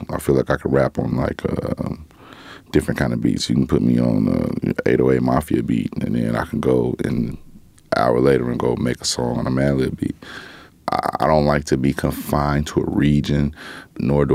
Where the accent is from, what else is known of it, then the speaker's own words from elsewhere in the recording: Gary, Indiana, United States; I'm from Gary